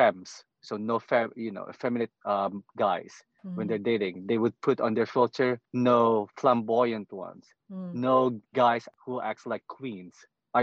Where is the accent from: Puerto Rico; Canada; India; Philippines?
Philippines; moved away; I'm Filipino